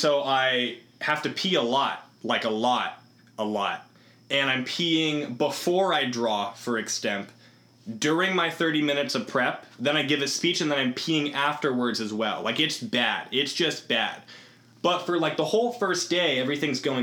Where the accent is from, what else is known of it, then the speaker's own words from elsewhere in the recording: Iowa, United States; moved away as an adult; I'm from Iowa